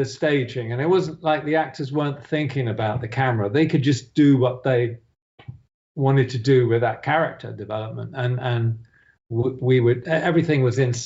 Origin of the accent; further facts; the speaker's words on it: United Kingdom; I'm British after all.